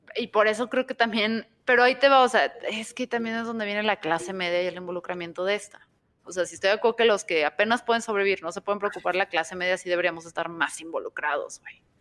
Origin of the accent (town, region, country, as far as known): Mexico